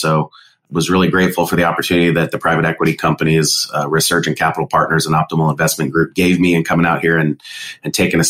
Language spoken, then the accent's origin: English; San Diego, California, United States; moved away as an adult; also born or lived in Idaho / San Jose, California; now in Omaha, United States; So grew up big family, was born in Idaho, but raised mostly in San Diego, California.